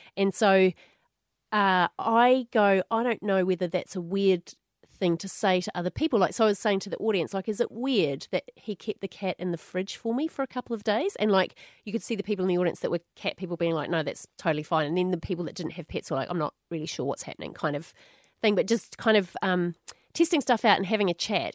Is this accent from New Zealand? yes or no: yes; New Zealand; moved away as an adult; now in Australia; when I moved from New Zealand to Australia